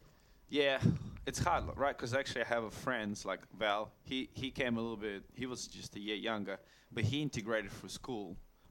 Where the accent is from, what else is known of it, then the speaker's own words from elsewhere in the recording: Russia; also born or lived in Bulgaria; now in Australia; But I was born in Russia.